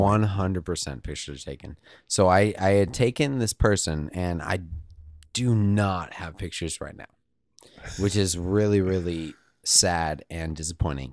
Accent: Eugene, Oregon, United States; growing up in Eugene, uh, University of Oregon

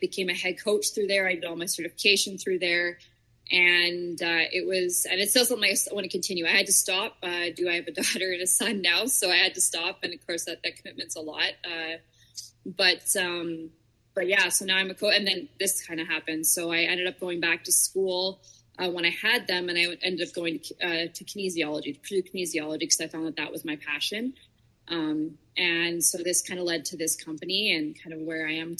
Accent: Onoway, Alberta, Canada; I'm a small town girl, so I grew up in Onaway, Alberta. It's about 45 minutes northwest of Edmonton. I was there my entire life.

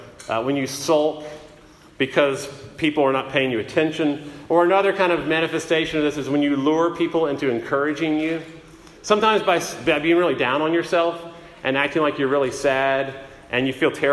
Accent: United States; moved away as an adult; also born or lived in England; as an American

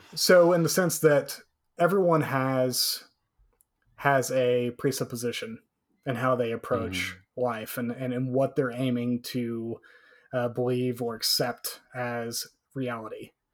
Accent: Canyon, Texas, United States; my hometown Canyon, Texas had uh, upwards of eighteen thousand.

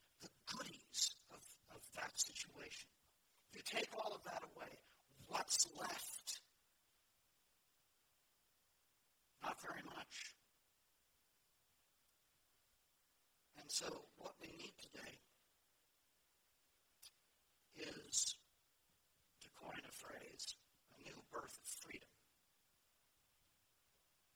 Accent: United States; as American evangelicals

